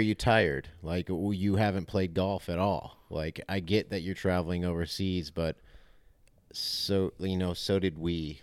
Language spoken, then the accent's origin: English; United States; we're American